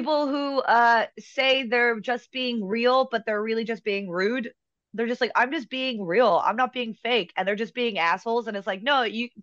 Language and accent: English; Washington, District of Columbia, United States; moved away; I'm originally from Washington, D.C.